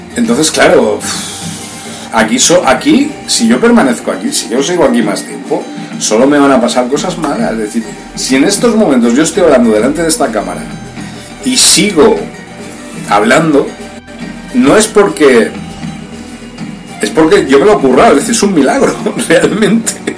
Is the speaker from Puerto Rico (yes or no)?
no; Spain; moved away; also born or lived in Brazil; Yo nací en España, pero yo soy del pueblo de Brasil